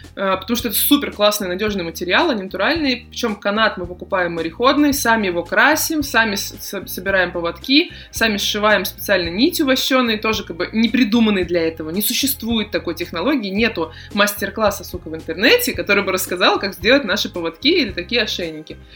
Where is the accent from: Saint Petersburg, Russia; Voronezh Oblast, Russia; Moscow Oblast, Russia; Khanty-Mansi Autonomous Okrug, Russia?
Saint Petersburg, Russia; я из Питера